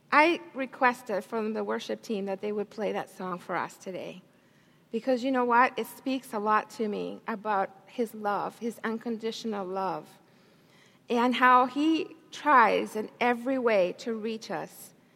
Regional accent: Santiago, Santiago Metropolitan Region, Chile; moved away; I was raised in a different country. I was born in Chile, South America, Santiago, Chile.

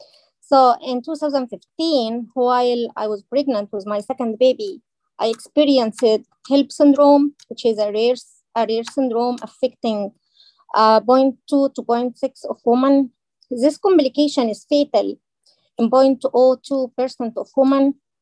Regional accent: Egypt; moved away as an adult; now in United States; So I am from Egypt.

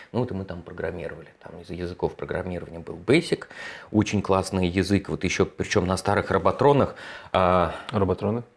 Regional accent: Moscow, Russia; в 81 году, в Москве, меня родили в Москве

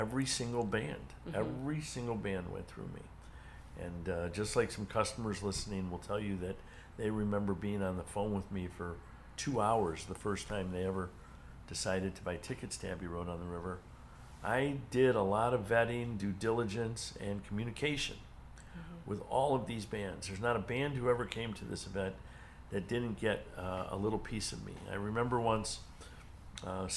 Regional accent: Cleveland, Ohio, United States; Cleveland's my hometown, and I'd been doing events there forever

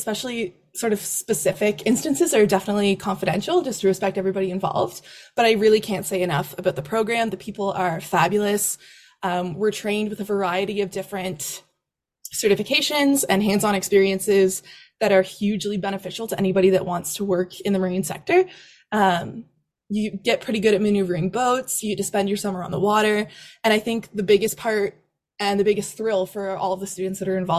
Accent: Nova Scotia, Canada; whenever they surface around my hometown, there's like a number of family friends and my family and my parents and my sister. Everyone sends me all the shark data when they pop up around Nova Scotia.

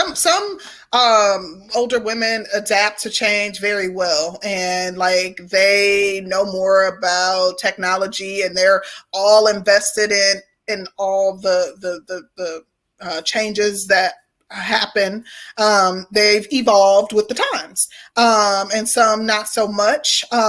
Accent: the South, United States; And I think it comes from, you know, being a Southerner, like respectability when it comes to older people

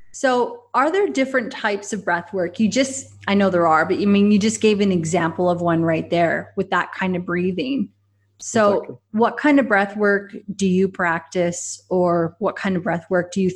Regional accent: Canada; I'm Canadian

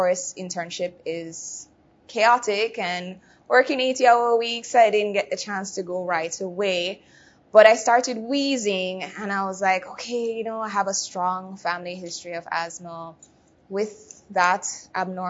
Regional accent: Jamaica; moved away; I'm originally from Jamaica

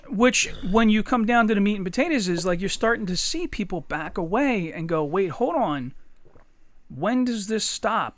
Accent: Eddystone, Pennsylvania, United States; I grew up in Eddystone

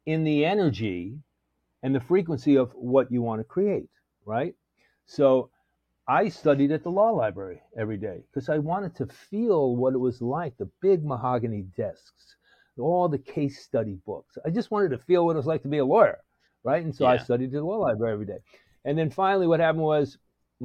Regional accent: New York, United States; I'm from New York

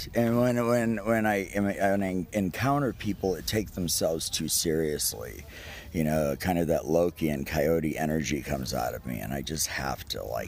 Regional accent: Key West, Florida, United States; I was born and raised in Key West

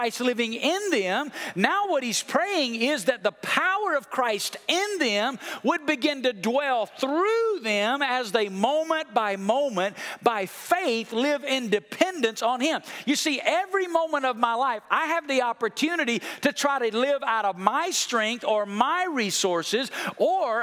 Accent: United States; moved away as an adult; also born or lived in Colorado/Utah; When I grew up in the East Coast in the Smoky Mountains

